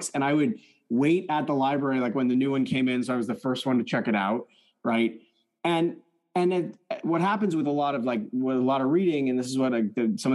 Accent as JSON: {"language": "English", "town": "East Lansing", "region": "Michigan", "country": "United States", "tie": "born or raised there", "first_language": "French", "second_language": "English", "said": "my family had immigrated to the United States. We moved to East Lansing, Michigan, home of the Spartans. It was my first time in an American school. I didn't speak English. My first language was French"}